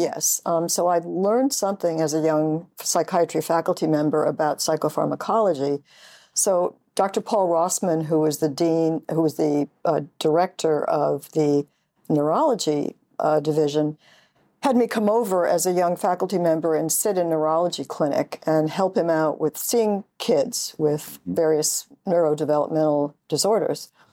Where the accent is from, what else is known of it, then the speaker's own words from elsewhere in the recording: upstate New York, United States; Grew up in upstate New York.